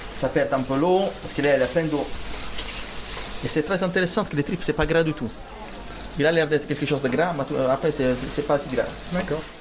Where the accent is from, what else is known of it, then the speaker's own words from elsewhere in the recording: Rome, Lazio, Italy; moved away; Moi je suis originaire euh, de Rome. mon quartier s'appelle Torpignatara.